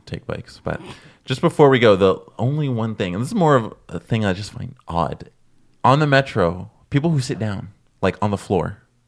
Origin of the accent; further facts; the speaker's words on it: Toronto, Ontario, Canada; now in Montreal, Canada; I'm originally from Toronto, so I would take the subway slash bus when I was, like, a kid growing up